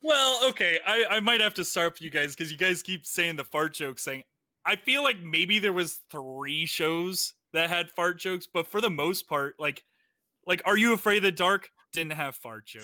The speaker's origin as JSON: {"language": "English", "region": "Florida", "country": "United States", "moved": "yes", "said": "I'm from Florida"}